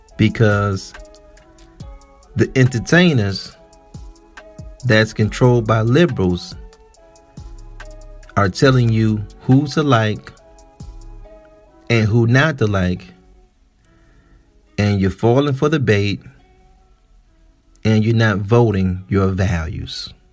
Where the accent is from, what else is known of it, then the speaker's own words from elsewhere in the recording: Midwest, United States; I'm from the Midwest and we have a high alpha male presence here.